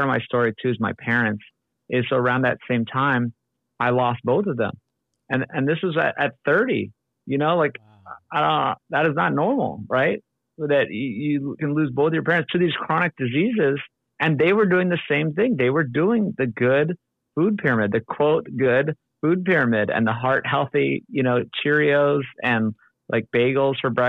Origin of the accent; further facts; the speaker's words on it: Oahu, Hawaii, United States; moved away as an adult; also born or lived in Los Angeles, California; I grew up on Oahu, born and raised. Then I made it out to UCLA